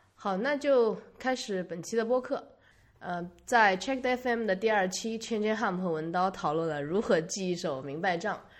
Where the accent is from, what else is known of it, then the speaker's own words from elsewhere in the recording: China; moved away; also born or lived in United States; 我们中国人